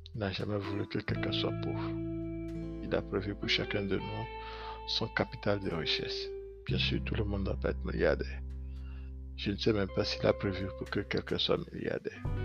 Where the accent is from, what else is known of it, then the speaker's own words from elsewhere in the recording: Benin; je suis béninois